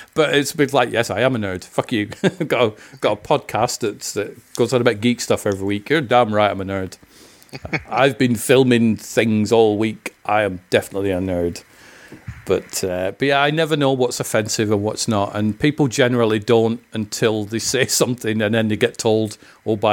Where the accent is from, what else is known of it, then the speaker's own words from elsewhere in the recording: Scotland, United Kingdom; I'm from Scotland. I've been called a jock many times